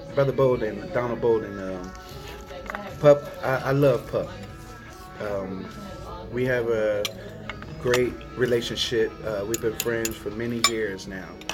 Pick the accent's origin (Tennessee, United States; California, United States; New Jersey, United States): New Jersey, United States; Trenton; born and raised in Trenton, New Jersey